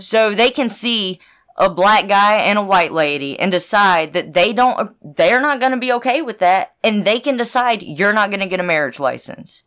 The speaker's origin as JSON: {"language": "English", "region": "the South", "country": "United States", "tie": "born or raised there", "said": "I grew up in the South"}